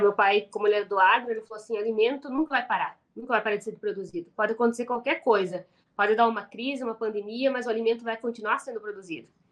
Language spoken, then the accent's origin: Portuguese; Paraná, Brazil; a gente é do Paraná